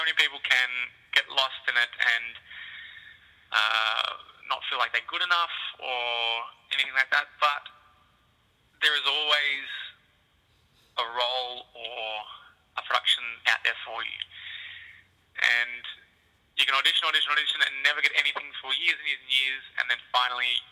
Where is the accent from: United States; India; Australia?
Australia; Melbourne, Victoria; I'm from Melbourne originally